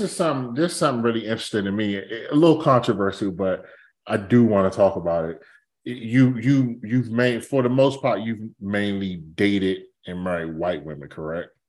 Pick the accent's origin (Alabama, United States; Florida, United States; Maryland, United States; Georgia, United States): Maryland, United States; Capitol Heights; I grew up in Capitol Heights. That's, Capitol Heights, like, ninety-five percent black.